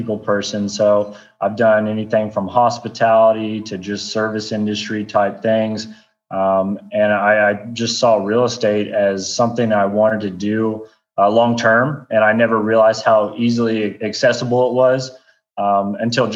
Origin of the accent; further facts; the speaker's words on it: Oklahoma City, Oklahoma, United States; moved away as an adult; now in Austin, United States; I'm originally from Oklahoma City